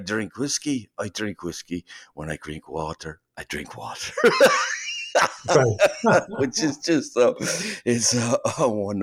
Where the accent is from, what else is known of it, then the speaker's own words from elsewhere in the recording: Philadelphia, Pennsylvania, United States; those are things I did here in America in my neighborhood in Philly, Kensington. You know, playing in the street